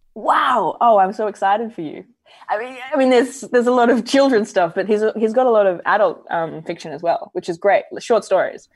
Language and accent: English; Adelaide, South Australia, Australia; moved away as an adult; also born or lived in New York; I grew up in Adelaide in South Australia.